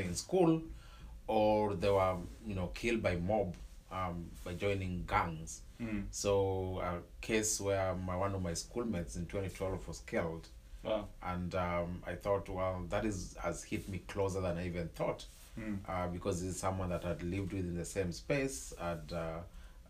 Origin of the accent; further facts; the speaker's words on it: Nairobi, Kenya; I was born and raised in Kibera, in Kibera slum